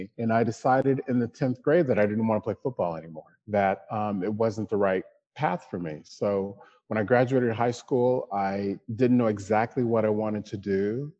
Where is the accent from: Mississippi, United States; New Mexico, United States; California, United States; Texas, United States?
Texas, United States; Killeen; now in New York, United States; Black kid from Killeen, Texas. My dad was in the military, so we traveled all over the world. I say that I'm a Texan because that was the place I lived the longest.